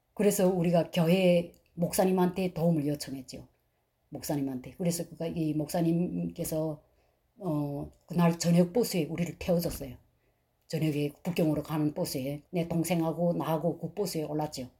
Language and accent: Korean; North Korea; moved away as an adult; also born or lived in China; now in United States; 저희는 탈북자인데